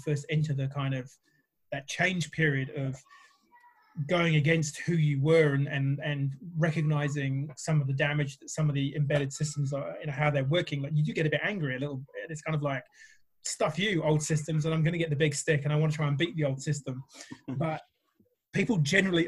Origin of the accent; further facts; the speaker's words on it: England, United Kingdom; moved away; coming from the UK originally and, you know, I'm English, I'm bloody English, I am.